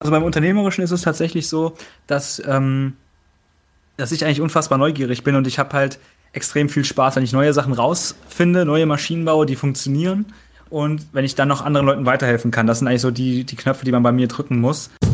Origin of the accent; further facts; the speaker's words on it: Kassel, Hesse, Germany; ich komme aus Kassel, hier ist ein sehr, sehr großes Werk von Volkswagen